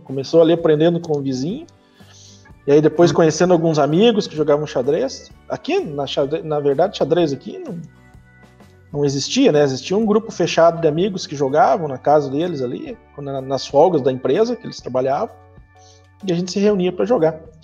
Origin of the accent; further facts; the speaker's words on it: Piraí do Sul, Paraná, Brazil; also born or lived in Castro; Na verdade, eu nasci em Castro, que é uma cidade vizinha aqui, ah. mas eu moro em Piraí do Sul desde os meus 7, 8 anos. Então, eu sou piraense de coração